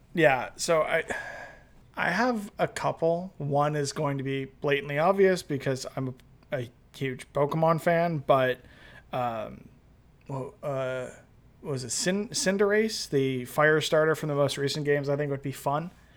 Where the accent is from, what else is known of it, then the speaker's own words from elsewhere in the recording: Toronto, Ontario, Canada; all twenty-eight years of my existence I've lived in Toronto.